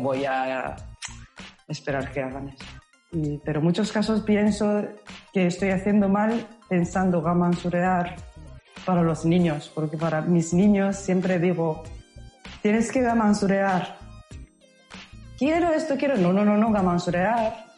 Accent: Osaka, Japan; Spanish is a second language; moved away as an adult; also born or lived in Los Angeles, United States; now in Madrid, Spain; yo soy de Osaka, nací en Osaka y cuando tenía 19 años me mudé a Los Ángeles, California, Estados Unidos

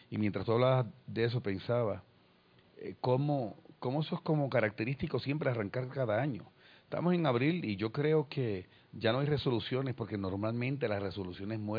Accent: Puerto Rico; se me escapa alguna pronunciación extraña es porque no soy colombiano o alguna palabra extraña como todavía a estas alturas me sucede. Soy de Puerto Rico.

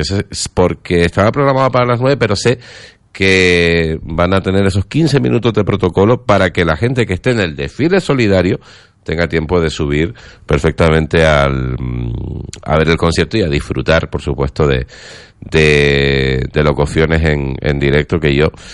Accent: Santa Brígida, Canary Islands, Spain; yo también soy de Santa Brígida, yo también soy santauteño

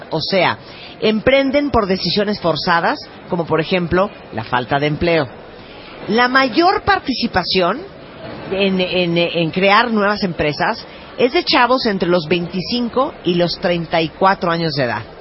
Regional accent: San Luis Potosí, Mexico; Soy de San Luis Potosí.

